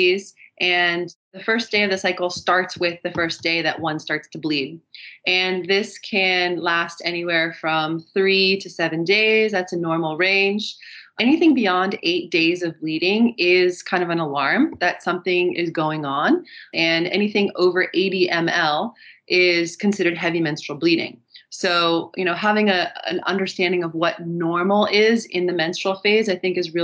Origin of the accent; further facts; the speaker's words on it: California, United States; moved away as an adult; now in Germany; I'm originally from California, but I've been living abroad in Germany for the last 12 years.